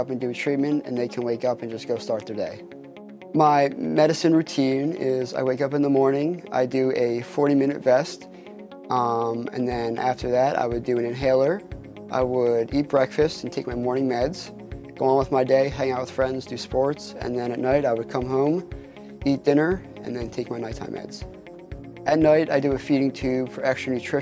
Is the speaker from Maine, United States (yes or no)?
no; Ocean City, New Jersey, United States; I grew up in Ocean City, New Jersey